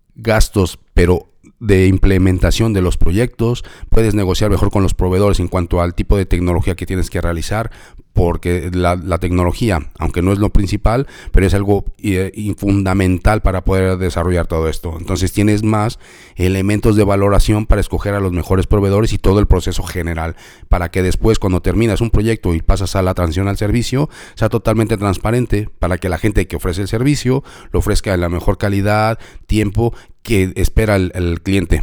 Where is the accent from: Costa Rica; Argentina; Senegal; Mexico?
Mexico; yo soy de México y en México decimos como la del payasito